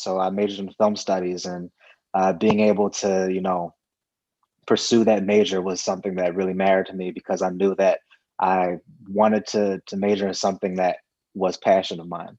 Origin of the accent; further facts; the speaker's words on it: New Jersey, United States; moved away as an adult; also born or lived in Woodland Hills, California; now in Los Angeles, United States; lived there until I was about five, and then family relocated to New Jersey, which is obviously completely different from LA, different weather, different vibe. And, you know, I grew up on the East Coast.